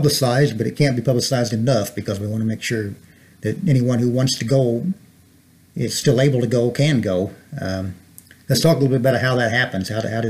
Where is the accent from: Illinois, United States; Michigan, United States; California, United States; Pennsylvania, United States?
Illinois, United States; Grayville; I'm from Grayville